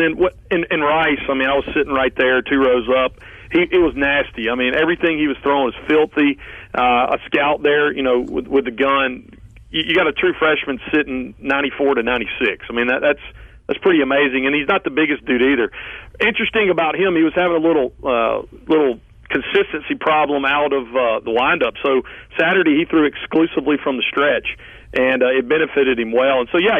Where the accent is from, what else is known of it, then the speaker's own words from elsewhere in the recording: Laurel, Mississippi, United States; my hometown of Laurel